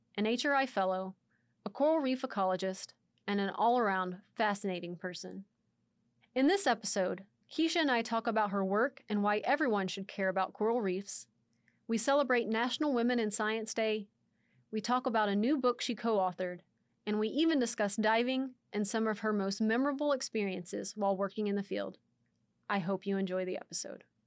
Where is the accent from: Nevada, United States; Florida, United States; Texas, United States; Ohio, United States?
Texas, United States; I'm from Texas